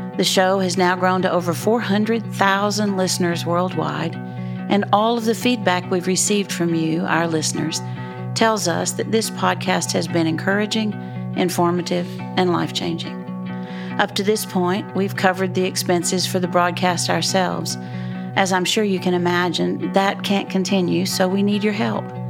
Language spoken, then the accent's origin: English; Dallas, Texas, United States; I'm from Dallas.